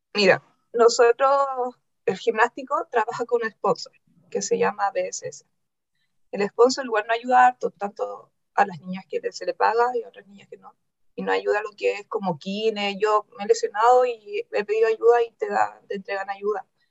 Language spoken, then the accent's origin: Spanish; La Calera, Valparaíso, Chile; yo soy de Calera. Yo estudié en Calera de muy chica